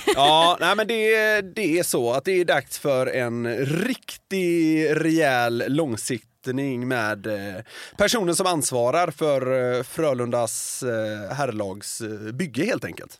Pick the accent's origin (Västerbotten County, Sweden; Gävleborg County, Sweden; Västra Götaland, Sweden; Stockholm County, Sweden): Västra Götaland, Sweden; Gothenburg; moved away; som exilgöteborgare